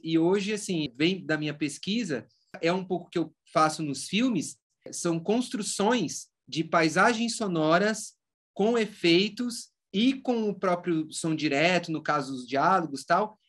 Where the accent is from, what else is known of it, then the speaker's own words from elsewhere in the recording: Rio Claro, São Paulo, Brazil; moved away as an adult; eu resolvi voltar aqui para o interior de São Paulo, então eu voltei para Rio Claro